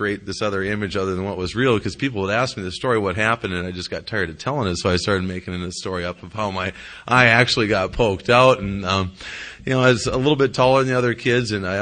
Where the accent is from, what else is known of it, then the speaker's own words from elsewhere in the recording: Jamestown, North Dakota, United States; I grew up in Jamestown, North Dakota